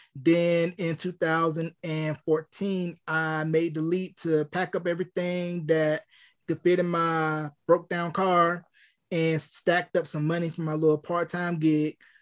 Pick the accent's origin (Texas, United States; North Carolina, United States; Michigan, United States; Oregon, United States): North Carolina, United States; my hometown of North Carolina